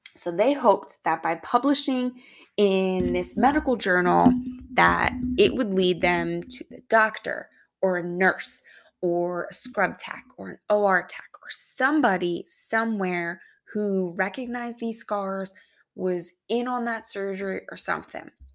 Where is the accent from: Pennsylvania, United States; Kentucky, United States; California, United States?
Pennsylvania, United States; Philadelphia; my hometown, Philadelphia, Pennsylvania.